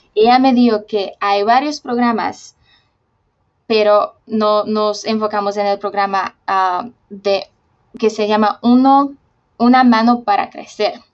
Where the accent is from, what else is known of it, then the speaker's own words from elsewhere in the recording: Slovakia; Spanish is a second language; moved away as an adult; also born or lived in Honduras / Uruguay; yo me nací en Eslovaquia